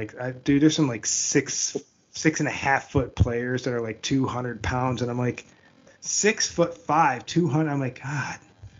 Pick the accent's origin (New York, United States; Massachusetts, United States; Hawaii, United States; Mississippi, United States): New York, United States; Buffalo; there must be links to the Buffalo area, and that's where I'm from.